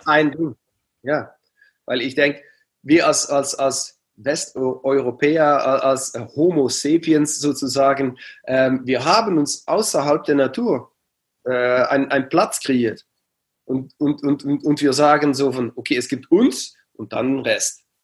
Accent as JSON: {"language": "German", "area": "near Aachen", "region": "Limburg", "country": "Netherlands", "tie": "born or raised there", "second_language": "German", "said": "ich bin geboren ganz in der Nähe von Aachen, also ähm, das war ja, 10, 15 Minuten von Aachen."}